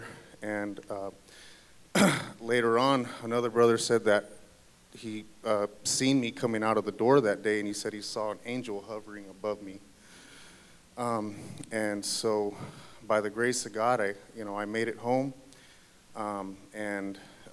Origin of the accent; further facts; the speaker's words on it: Phoenix, Arizona, United States; I grew up in South Phoenix of Arizona